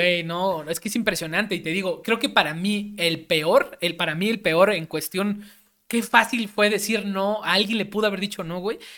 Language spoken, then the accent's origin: Spanish; Mexico; como mexicanos